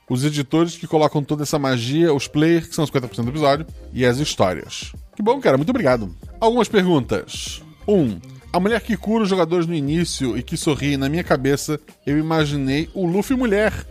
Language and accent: Portuguese; Florianópolis, Santa Catarina, Brazil; born there; Tem, mas eu nasci em Floripa, inclusive.